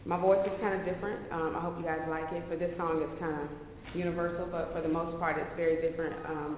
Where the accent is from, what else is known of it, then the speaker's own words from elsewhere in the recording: Florida, United States; also born or lived in Austin; now in Dallas, United States; I'm originally from Florida, but I've been in Texas for forever, so I'm a native of Austin is what I say. So Austin, but I've been in Dallas for like 3-4 years now.